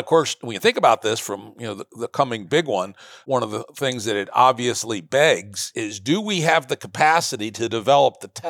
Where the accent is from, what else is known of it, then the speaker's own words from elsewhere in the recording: Virginia, United States; My home state of Virginia attempted to do trace and isolate